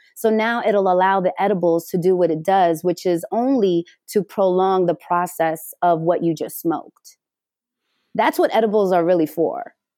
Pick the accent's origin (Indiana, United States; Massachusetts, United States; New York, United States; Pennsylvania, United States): New York, United States; New York City; also born or lived in Delancey Street, Manhattan; now in Los Angeles, United States; I am originally from the Bronx